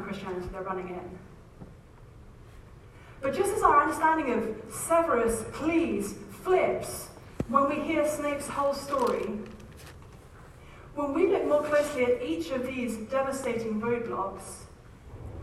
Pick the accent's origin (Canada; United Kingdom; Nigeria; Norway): United Kingdom; I'm British